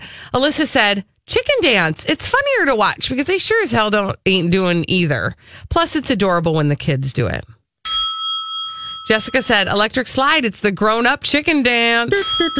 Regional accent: Wisconsin, United States; I'm from Wisconsin, so being a Badger fan and taking part in the fifth quarter of a football game, the chicken dance is a must love.

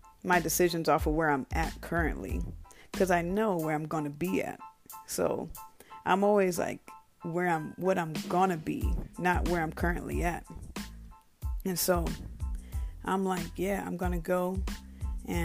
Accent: Bremerton, Washington, United States; moved away; I was born in Bremerton, Washington

